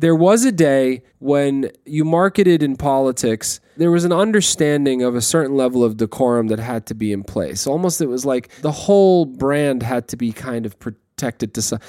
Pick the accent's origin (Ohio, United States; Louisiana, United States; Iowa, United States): Iowa, United States; I'm from Iowa.